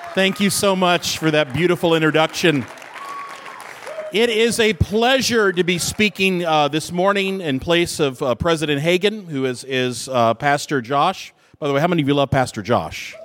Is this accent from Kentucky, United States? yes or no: yes; Kentucky, United States; I'm from Kentucky, so I grew up in a flyover state